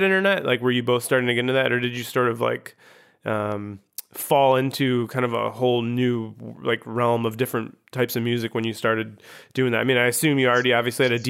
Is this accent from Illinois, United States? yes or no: yes; Chicago, Illinois, United States; also born or lived in Grand Rapids; I'm from the Chicago.